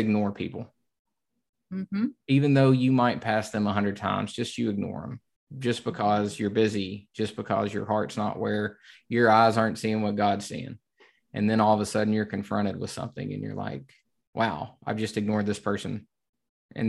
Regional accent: the South, United States; I'm from the South.

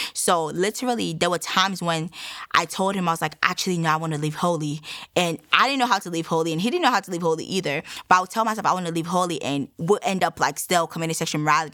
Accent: Nigeria; now in United States; I am Nigerian. Um, I relocated to the United States in 2009

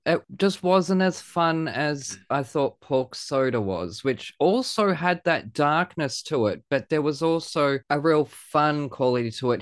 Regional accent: Australia; accent: Aussie; I hear the Aussie accent when it's recorded

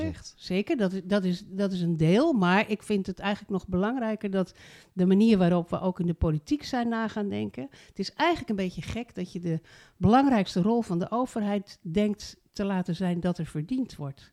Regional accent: Rotterdam, South Holland, Netherlands; moved away as an adult; also born or lived in Voorne-Putten; now in Zuidland, Netherlands; Ik ben geboren in Rotterdam. Ik was wethouder in Rotterdam.

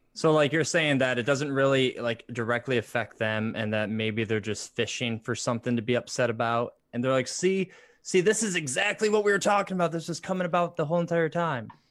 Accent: Michigan, United States; now in Indiana, United States; we're actually from Michigan.

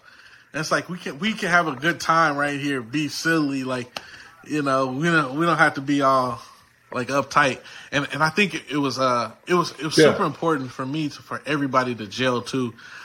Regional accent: Houston, Texas, United States; like I came from Houston, right?

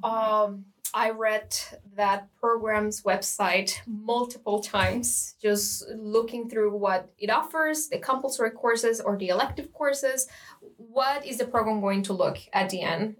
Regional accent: Costa Rica; moved away as an adult; now in Lund, Sweden; I'm from Costa Rica and I'm in the Mathematics Bachelor program.

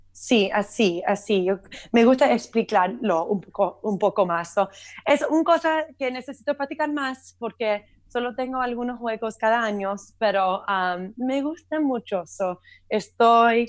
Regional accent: Miami, Florida, United States; Spanish is a second language; also born or lived in Syracuse, New York; nací aquí en Miami, yo nunca había visto nieve

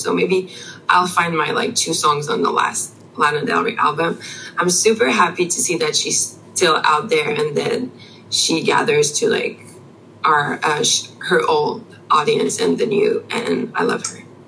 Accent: Canada; English is a second language; we're French Canadian, but we've been raised on um, uh, not American, but English as a language

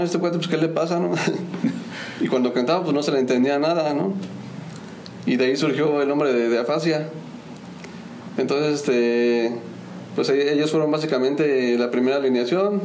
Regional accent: Querétaro, Mexico; soy originario de, del estado de Querétaro

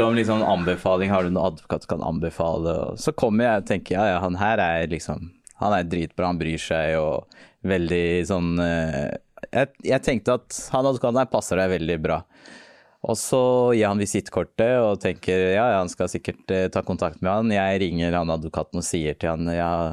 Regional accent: Norway; jeg er jo født og oppvokst i Norge

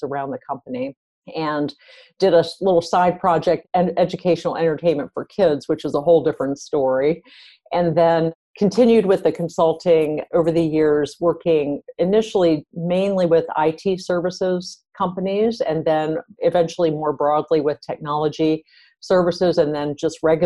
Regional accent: East Coast, United States; moved away as an adult; now in Silicon Valley, United States; I'm originally from the East Coast, and then I came out to the West Coast a little over 20 years ago

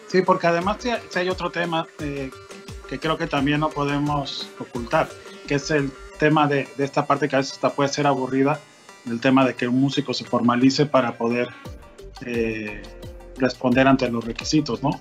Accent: Mexico

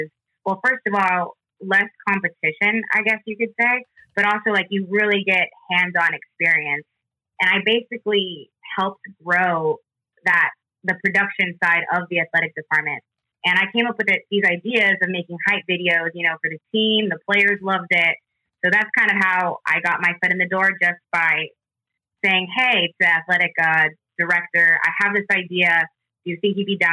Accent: San Jose, California, United States; moved away as an adult; I'm from San Jose, California

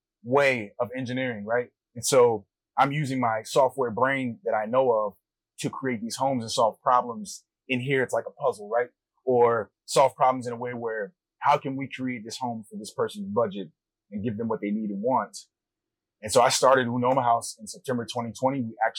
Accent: Maryland, United States; now in Los Angeles, United States; I grew up in Maryland from the East Coast and moved out here in 2015.

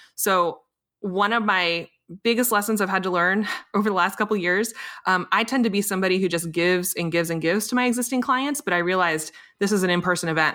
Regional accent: Richmond, Virginia, United States; my hometown of Richmond, Virginia

